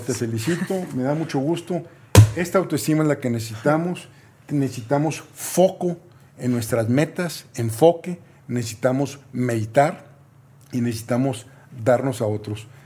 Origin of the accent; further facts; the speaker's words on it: Mexico; soy mexicano